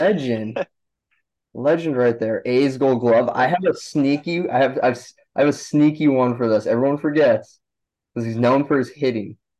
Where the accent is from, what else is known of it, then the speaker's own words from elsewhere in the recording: Milwaukee, Wisconsin, United States; I grew up in around Milwaukee.